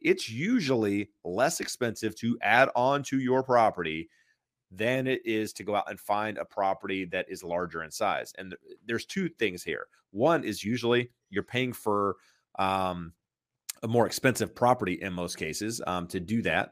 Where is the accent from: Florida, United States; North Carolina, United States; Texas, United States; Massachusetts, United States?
North Carolina, United States; I'm from North Carolina, so we think we say things weird